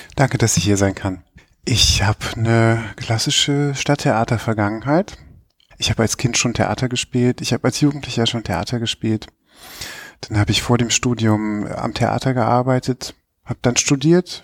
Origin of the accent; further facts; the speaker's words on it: Bonn, North Rhine-Westphalia, Germany; moved away as an adult; also born or lived in United Kingdom / United States / Munich; Ich bin Bonner, bin da aufgewachsen, als es noch Bundeshauptstadt war.